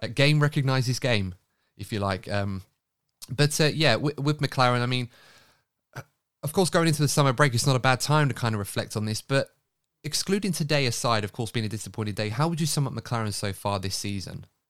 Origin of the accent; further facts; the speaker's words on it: United Kingdom; a British fan